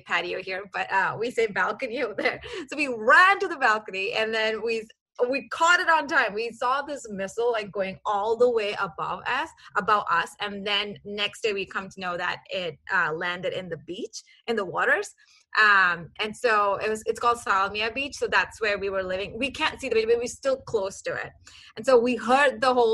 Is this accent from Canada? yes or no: no; Kuwait; moved away as an adult; now in Dallas, United States; I grew up in Kuwait. I was born and raised in Kuwait for 26 years.